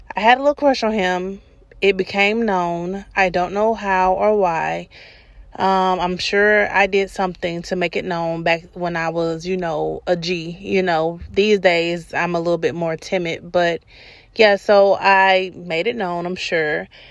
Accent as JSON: {"language": "English", "town": "Atlanta", "region": "Georgia", "country": "United States", "said": "I'm from Adamsville"}